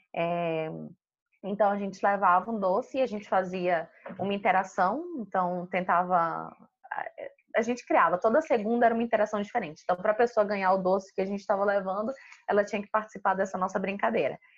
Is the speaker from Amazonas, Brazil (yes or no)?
yes; Manaus, Amazonas, Brazil; moved away as an adult; Eu sou de Manaus, eu sou manauara